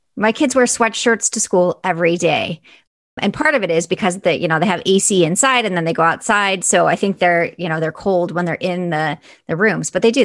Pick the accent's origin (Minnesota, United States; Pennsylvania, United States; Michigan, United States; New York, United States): New York, United States; Buffalo; I actually grew up in Buffalo, New York